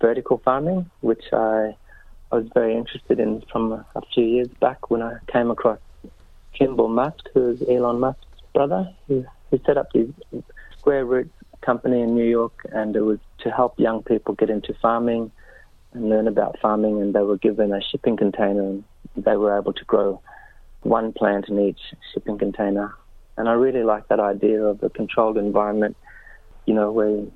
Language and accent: English; Kakadu, Northern Territory, Australia; our lived experience growing up in Kakadu